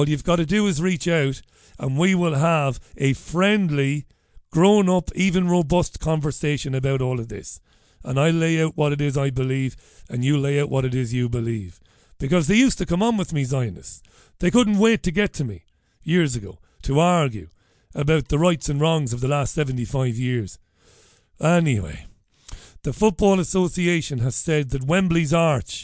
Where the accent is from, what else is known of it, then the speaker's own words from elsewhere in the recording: Ireland; an Irishman of 48 years of age